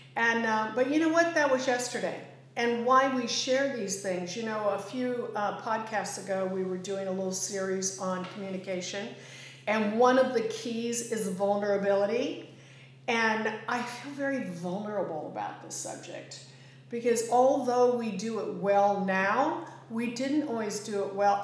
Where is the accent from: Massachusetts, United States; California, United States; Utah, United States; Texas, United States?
California, United States; Northern; moved away; where I grew up in Northern California